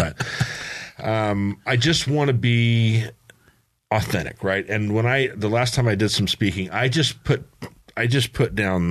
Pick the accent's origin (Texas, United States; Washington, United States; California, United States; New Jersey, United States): California, United States; San Diego; growing up in San Diego when we moved there in 1964.